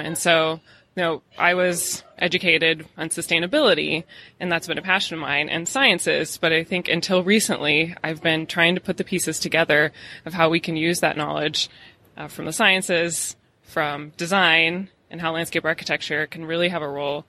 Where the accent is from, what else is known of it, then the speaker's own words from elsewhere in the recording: Midwest, United States; also born or lived in Shanghai; now in California, United States; I grew up in the Midwest. I live in California. I've lived in Shanghai. I've lived all over the world